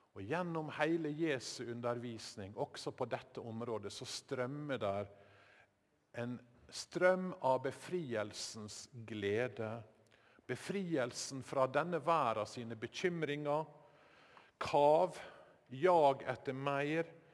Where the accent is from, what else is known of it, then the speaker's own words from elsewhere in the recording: Sykkylven, Møre og Romsdal, Norway; Sykkylven, der heimbygda mi var en del av eh, Sjøholt prestegjeld